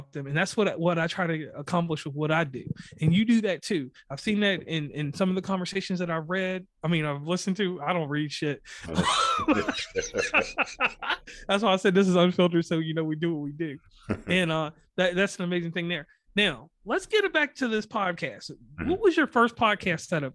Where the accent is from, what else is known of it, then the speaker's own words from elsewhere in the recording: Virginia, United States; moved away as an adult; now in West Virginia, United States; I'm from Virginia, but I live predominantly in West Virginia for almost, I don't know, since 2006